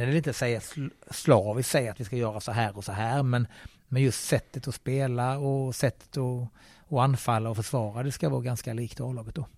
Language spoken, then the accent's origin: Swedish; Skåne, Sweden; moved away as an adult; also born or lived in Helsingborg / Rostock; now in Gothenburg, Sweden; jag som skåning